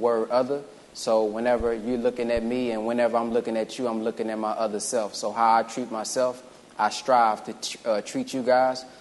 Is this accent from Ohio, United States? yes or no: no; Dallas, Texas, United States; also born or lived in Galveston, Texas / Fort Worth, Texas; I was born in prison in Galveston, Texas. I grew up in Fort Worth and the Oak Cliff area is where I spent a lot of my time growing up in the hood there, but more so Dallas